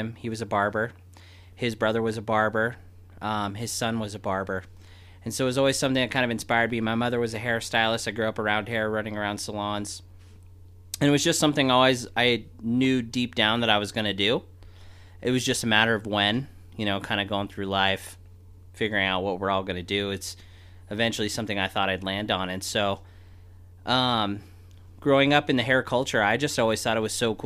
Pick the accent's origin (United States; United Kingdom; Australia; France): United States; Reno, Nevada; I grew up here in Reno, Nevada, born and raised.